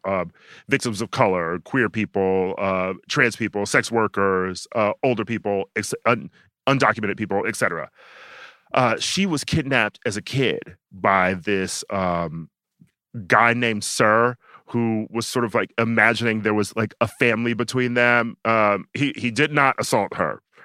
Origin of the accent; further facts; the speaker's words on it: New York, United States; as a New Yorker